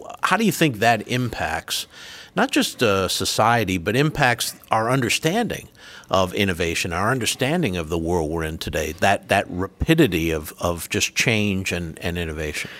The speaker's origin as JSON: {"language": "English", "region": "Rhode Island", "country": "United States", "accent": "Rhode Island", "moved": "yes", "said": "my Rhode Island accent, which is where I'm from"}